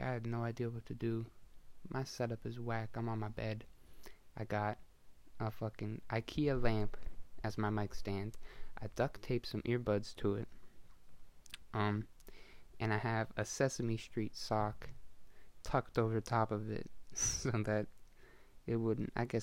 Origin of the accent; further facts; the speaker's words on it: Canada; I'm from Canada